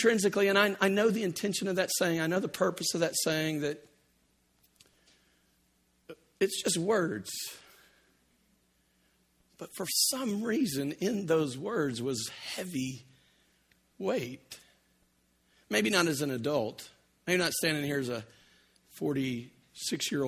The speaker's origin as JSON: {"language": "English", "region": "Louisiana", "country": "United States", "tie": "born or raised there", "said": "I grew up in Louisiana"}